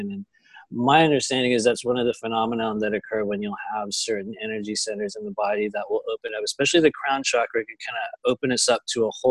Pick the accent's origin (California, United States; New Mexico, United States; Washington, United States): California, United States; San Diego; also born or lived in Los Angeles, United States; I'm from Southern California down here in the Los Angeles area. I lived in San Diego probably for most of my life.